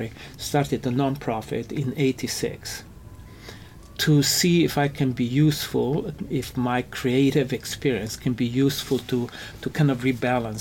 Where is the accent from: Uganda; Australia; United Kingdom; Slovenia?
Slovenia; Ljubljana; moved away as an adult; also born or lived in New York; now in United States; Growing up in Europe, in the city where I grew up, it's a fantastic architectural gem. Which city? It's called Ljubljana. It's the capital of Slovenia.